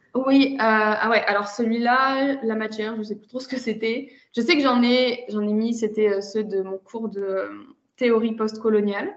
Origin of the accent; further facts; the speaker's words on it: France; moved away as an adult; also born or lived in Germany / China / Lithuania; now in Russia; je suis née en Allemagne et euh, j'ai par contre surtout grandi entre la France et la Russie